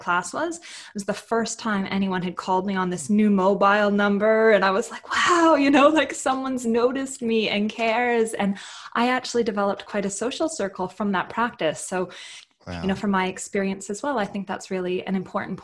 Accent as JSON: {"language": "English", "country": "Canada", "moved": "as an adult", "lives_now": "Adelaide, Australia", "said": "I'm from Canada, so I moved here to Australia"}